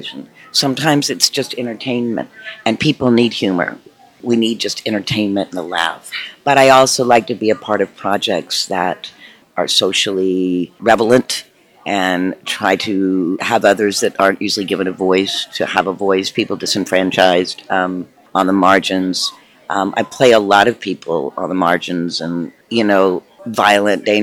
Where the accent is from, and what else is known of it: Tennessee, United States; born or raised there; moved away